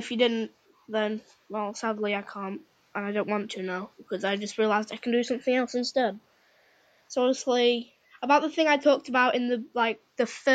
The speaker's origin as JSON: {"language": "English", "country": "United Kingdom", "said": "I'm British"}